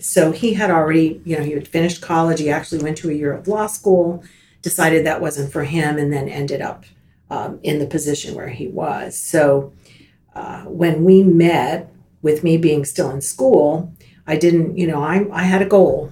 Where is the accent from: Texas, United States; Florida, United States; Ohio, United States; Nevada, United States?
Florida, United States; Miami; now in Tallahassee, United States; I grew up in Miami uh, born and raised, a native Floridian